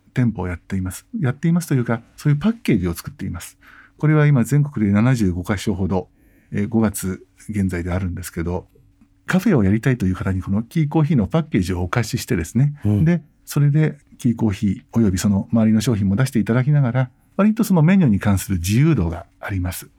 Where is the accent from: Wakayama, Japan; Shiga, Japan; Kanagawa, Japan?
Kanagawa, Japan; Yokohama; now in Tokyo, Japan; 私は横浜で生まれ